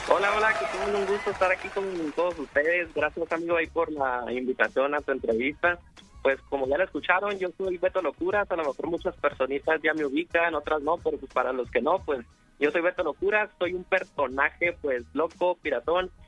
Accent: Tecate, Baja California, Mexico; yo soy de la ciudad de Tecate, Baja California, México

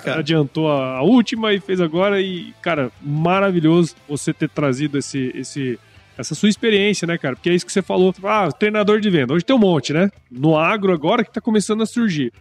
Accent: Cuiabá, Mato Grosso, Brazil; eu sou cuiabano

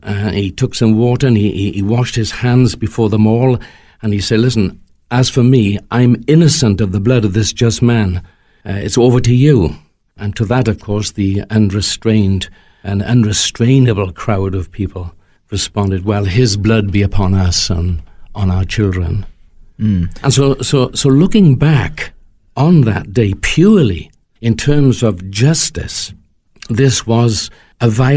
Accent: Wales, United Kingdom; as a Welshman, may I say that we have our own language

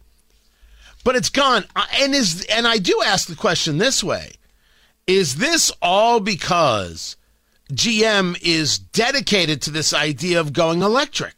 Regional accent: New Jersey, United States; I grew up in Jersey

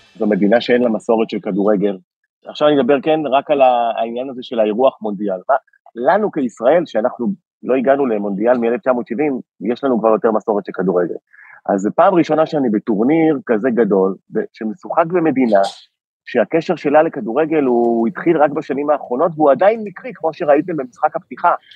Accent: Israel; קודם כל אני מישראל, ויש לי דרכון ישראלי

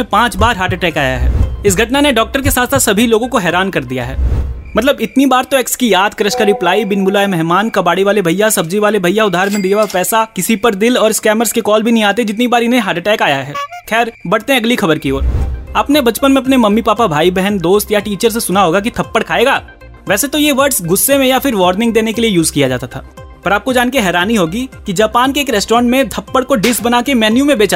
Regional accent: Uttar Pradesh, India; मैं भी यूपी से हूँ और मैंने आज तक ऐसा कुछ नहीं देखा

